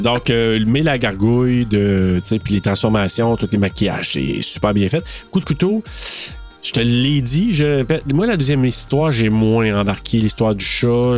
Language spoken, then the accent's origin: French; Maniwaki, Quebec, Canada; also born or lived in Gracefield, Quebec / Bouchette, Quebec; je venais de Maniwaki, puis j'ai étudié à, tu sais, Bouchette, Gracefield, Maniwaki. Et en sixième année, j'ai fait ma sixième année à Gracefield